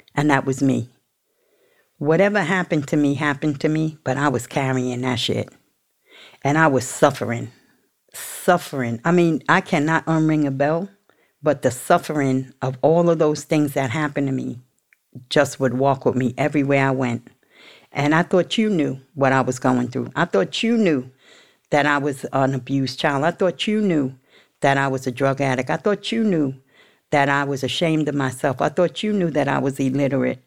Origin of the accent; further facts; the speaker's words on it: New York City, New York, United States; I'm from the projects. I was from Baisley, Baisley, Southside, Jamaica